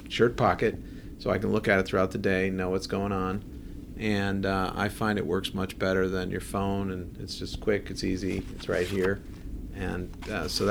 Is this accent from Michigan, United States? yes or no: no; Buffalo, New York, United States; moved away as an adult; also born or lived in California; now in Columbus, United States; I grew up in Buffalo, New York